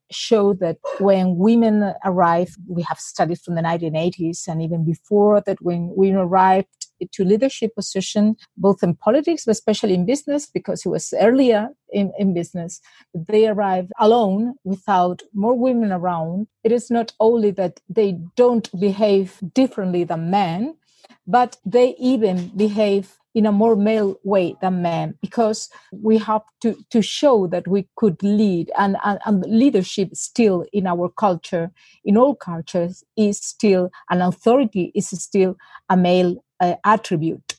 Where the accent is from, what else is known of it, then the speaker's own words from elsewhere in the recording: Seville, Andalusia, Spain; I spent the lockdown in Spain, in Seville, in my hometown.